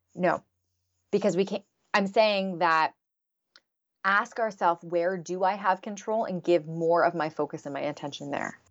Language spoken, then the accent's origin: English; Canada; I'm Canadian